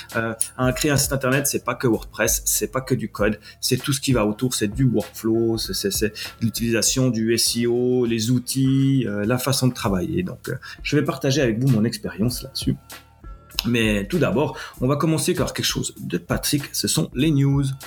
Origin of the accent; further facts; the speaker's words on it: Switzerland; accent: Swiss; je suis basé en Suisse, vous l'aurez entendu à mon accent